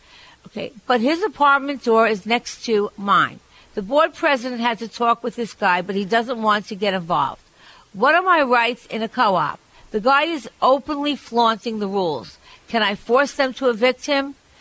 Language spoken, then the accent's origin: English; Barbados; I grew up in Barbados, and I can't afford the electric bill.